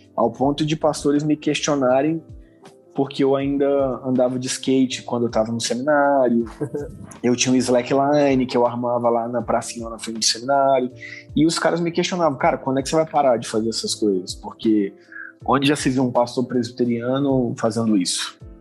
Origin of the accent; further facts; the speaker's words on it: Vila Velha, Espírito Santo, Brazil; eu sou lá natural de Vila Velha